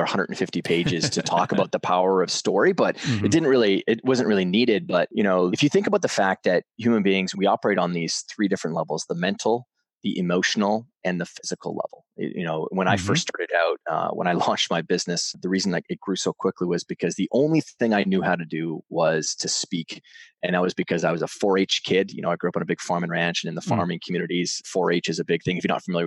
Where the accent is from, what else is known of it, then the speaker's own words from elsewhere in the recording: Western Canada, Canada; now in New York City, United States; from New York City by way of growing up on a big farm and ranch in Western Canada